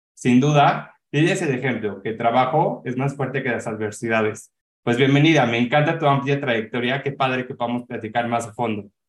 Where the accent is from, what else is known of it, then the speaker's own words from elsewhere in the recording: Mexico; como mexicanos